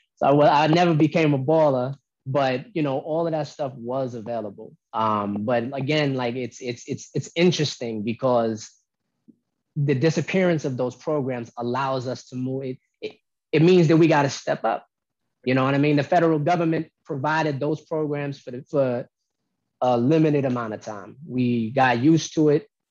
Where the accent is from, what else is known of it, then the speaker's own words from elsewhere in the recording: Albany, New York, United States; also born or lived in Oakland, California; I was born in Oakland, but I was raised in North Albany Projects